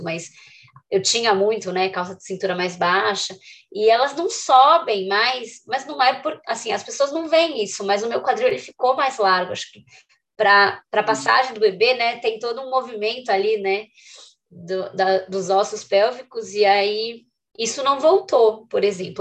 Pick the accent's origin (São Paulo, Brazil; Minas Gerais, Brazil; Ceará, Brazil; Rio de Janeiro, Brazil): São Paulo, Brazil; Eu sou de São Paulo